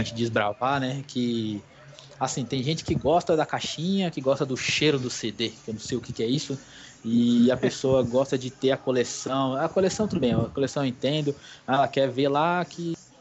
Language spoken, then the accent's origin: Portuguese; Brazil; somos do Brasil, eu também sou